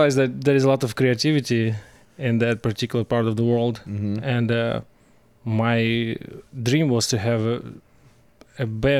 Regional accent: Moldova; moved away as an adult; now in Seattle, United States; Originally I'm from Eastern Europe. That's Moldova. It's former Soviet Republic. It's right on the edge between Europe, let's say, and post-Soviet countries.

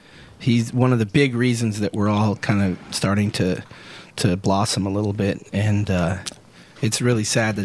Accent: Sumner, Washington, United States; I'm from Sumner.

